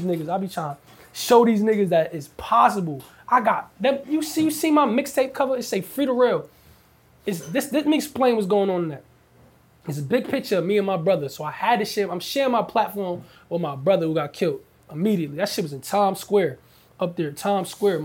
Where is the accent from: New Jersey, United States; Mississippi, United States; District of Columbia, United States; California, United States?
New Jersey, United States; I'm from Jersey